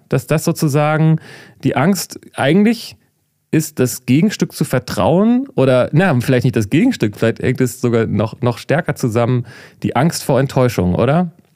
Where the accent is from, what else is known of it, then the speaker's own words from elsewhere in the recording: Germany; als Deutscher